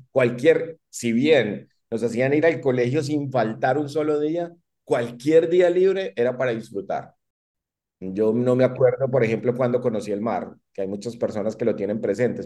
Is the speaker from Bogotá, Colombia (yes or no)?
no; Medellín, Antioquia, Colombia; moved away; also born or lived in San Vicente, Colombia / Costa Rica; yo nací en Medellín